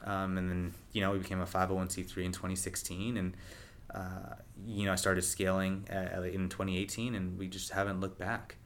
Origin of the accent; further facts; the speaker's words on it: Rockland, United States; moved away; also born or lived in Los Angeles; my hometown of Rockland